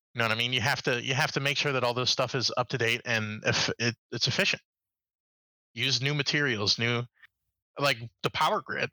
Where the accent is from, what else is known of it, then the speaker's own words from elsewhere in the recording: Chicago, Illinois, United States; moved away; I specifically am from the Chicago uh, metro area, so I grew up uh, right by uh, United Center